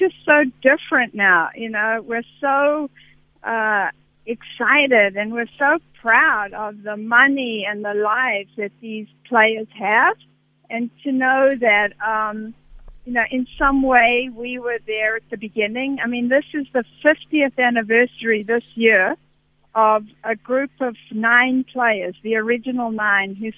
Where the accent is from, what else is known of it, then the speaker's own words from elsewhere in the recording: Johannesburg, Gauteng, South Africa; moved away; I grew up in Johannesburg